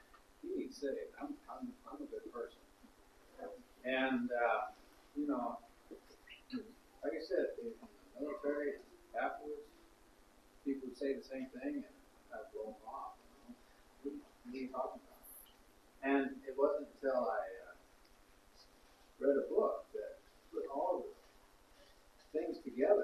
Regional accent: South Texas, United States; I grew up in South Texas

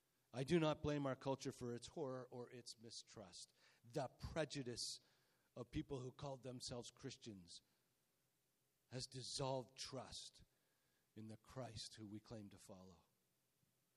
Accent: Canada; We're Canadian

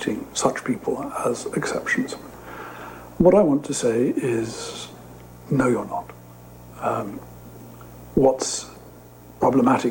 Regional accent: United Kingdom; accent: British; now in Madrid, Spain; As you can hear from my accent, I'm British. I'm talking to you from my home in Madrid

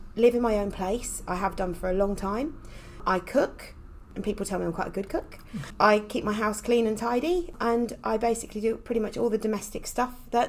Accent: Essex, East of England, United Kingdom; accent: Essex; moved away as an adult; also born or lived in Kent; now in Herefordshire, United Kingdom; I was born and brought up in Essex

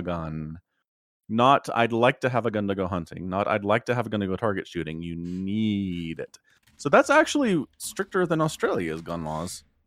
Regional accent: United States; As an American

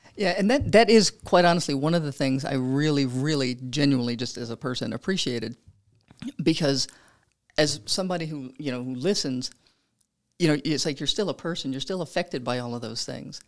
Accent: Louisiana, United States; moved away; I'm from Louisiana.

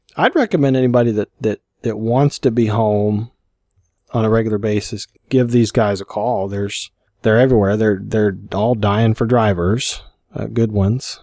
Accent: Kentucky, United States; born or raised there; moved away; also born or lived in Colorado

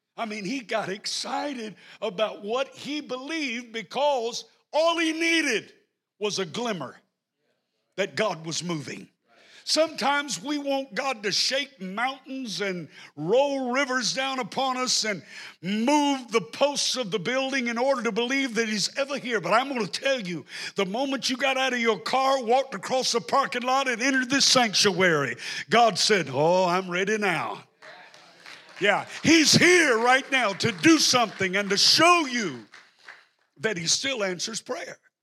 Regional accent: the South, United States; I'm from the South, so I may not talk in good English

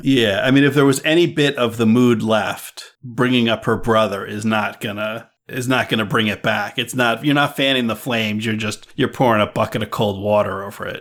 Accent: East Coast, United States; moved away as an adult; also born or lived in California; I grew up on the East Coast, and I went out to, to West Coast. I went to California

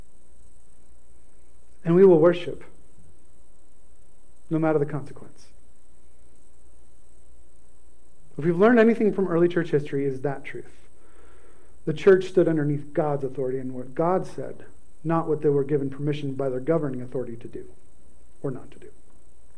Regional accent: United States

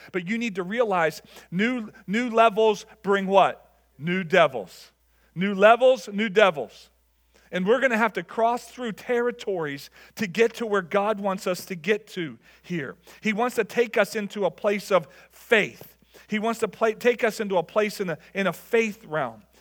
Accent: Level Green, Pennsylvania, United States; I grew up in Level Green, and, and, and going to Kennywood

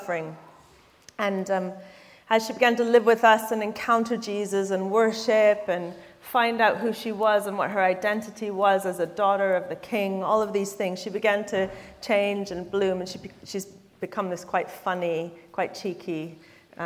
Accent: Canada; now in London, United Kingdom; I am Canadian

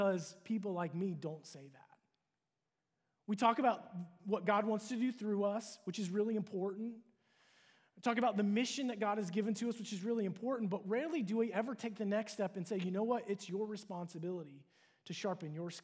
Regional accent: Cincinnati, Ohio, United States; moved away as an adult; also born or lived in Dallas, Texas; move from my hometown of Cincinnati to move to Dallas to attend

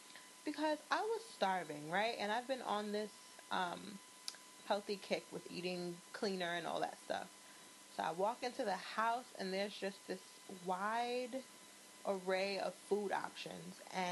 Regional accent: New York City, New York, United States; and we come from Queens.

